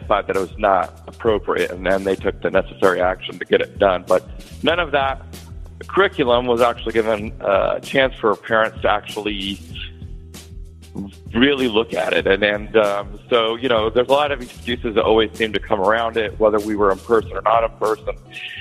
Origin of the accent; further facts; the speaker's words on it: Illinois, United States; moved away as an adult; now in Horry County, South Carolina, United States; I'm originally from the state of Illinois